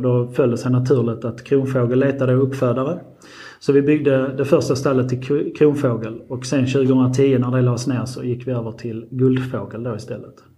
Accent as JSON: {"language": "Swedish", "area": "Marsvinsholm", "region": "Skåne", "country": "Sweden", "tie": "born or raised there", "said": "jag är liksom uppväxt och född här på gården"}